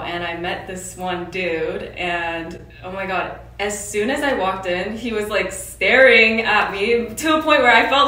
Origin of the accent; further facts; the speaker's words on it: Canada; moved away as an adult; also born or lived in Korea; now in South Korea; I was born in Korea as well, but I moved to Canada in grade two in Korea. And then I've been in Canada ever since.